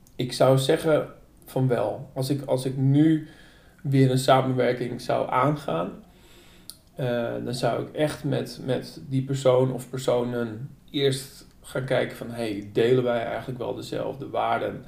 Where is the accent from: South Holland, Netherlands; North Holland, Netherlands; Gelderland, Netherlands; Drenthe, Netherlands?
North Holland, Netherlands; Hoorn; moved away as an adult; also born or lived in Utrecht; hier in Horen, waar ik ben opgegroeid en tegenwoordig weer woon.